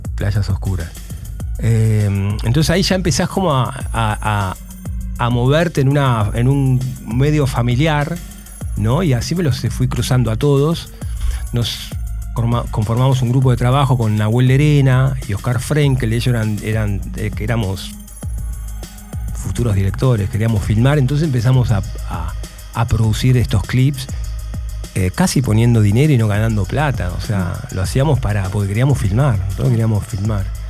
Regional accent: Moreno, Buenos Aires Province, Argentina; vengo de Moreno, vengo de tener un grupo de rock en Moreno

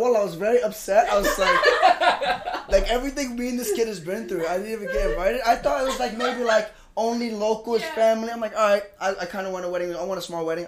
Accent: Philadelphia, Pennsylvania, United States; I'm from Philadelphia.

